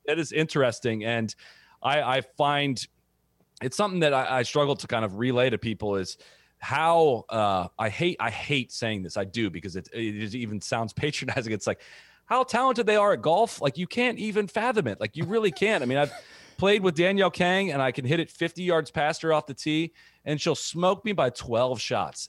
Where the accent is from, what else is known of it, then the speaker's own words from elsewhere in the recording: Dublin, Ohio, United States; I grew up in Dublin, Ohio